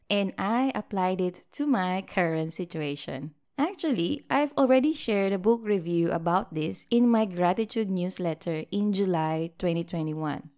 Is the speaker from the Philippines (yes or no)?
yes; Philippines; now in Malaysia; we went back to visit my hometown, the beautiful and warm country of the Philippines